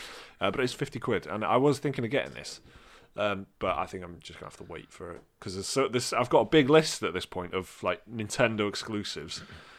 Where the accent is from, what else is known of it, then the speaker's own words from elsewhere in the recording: United Kingdom; Because we're British